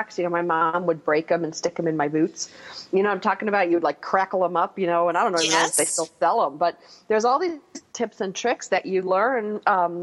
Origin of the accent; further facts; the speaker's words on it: East Coast, United States; now in California, United States; I grew up on the East Coast. I'm well acquainted with cold, but I had lived here in California for so long